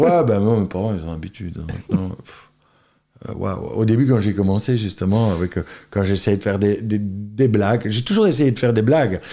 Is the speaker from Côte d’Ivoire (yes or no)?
no; Charleroi area, Wallonia, Belgium; also born or lived in Antwerp / London; j'ai grandi à Girpine enfin vierge poterie. Donc tu vois, je dis toujours, euh, quand ça nous arrange, on est Carolo